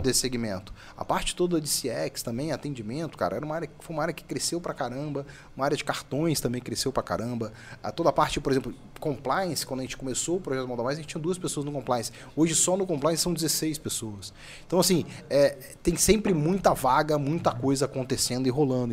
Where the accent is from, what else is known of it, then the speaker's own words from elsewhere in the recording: Minas Gerais, Brazil; Como bom mineiro